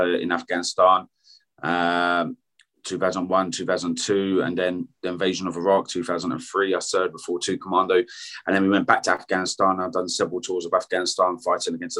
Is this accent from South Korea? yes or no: no; United Kingdom; I'm British.